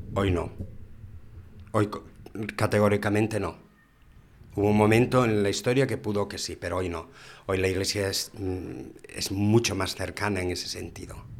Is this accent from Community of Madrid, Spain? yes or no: no; Galicia, Spain; moved away as an adult; now in Gijón, Spain; soy gallego